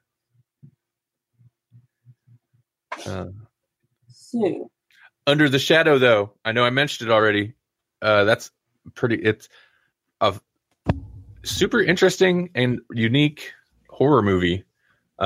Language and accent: English; Nebraska, United States